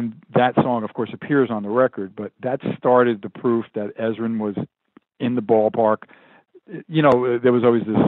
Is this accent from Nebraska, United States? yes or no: no; New York, United States; now in Los Angeles, United States; I'm a New Yorker originally